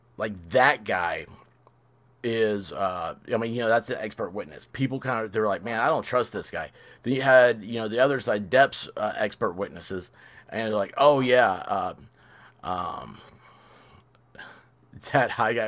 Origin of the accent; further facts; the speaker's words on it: Memphis, Tennessee, United States; moved away; I'm from Memphis originally